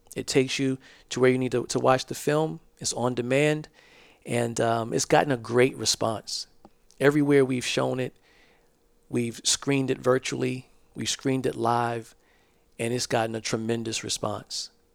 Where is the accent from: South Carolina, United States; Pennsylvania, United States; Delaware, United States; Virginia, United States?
South Carolina, United States; Georgetown; I'm from Georgetown, South Carolina. We call it the Low Country.